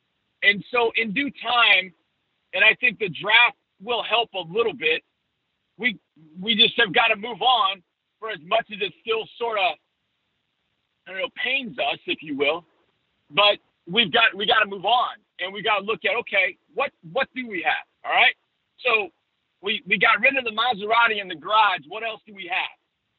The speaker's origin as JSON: {"language": "English", "region": "Wisconsin", "country": "United States", "tie": "born or raised there", "lives_now": "Houston, United States", "said": "Before I moved to Houston, I grew up in Wisconsin, so the Packers are my second favorite team. And my parents still live there"}